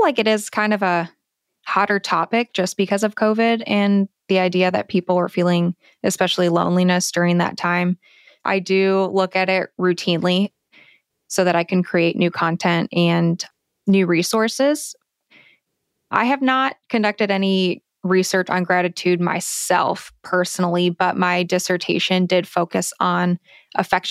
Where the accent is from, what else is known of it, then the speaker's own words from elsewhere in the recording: Ohio, United States; moved away as an adult; also born or lived in California / Arizona; I am originally from Ohio